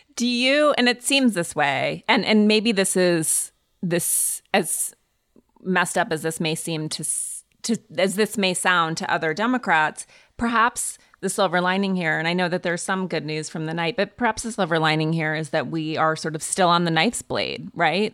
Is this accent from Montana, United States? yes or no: yes; Montana, United States; I grew up in Montana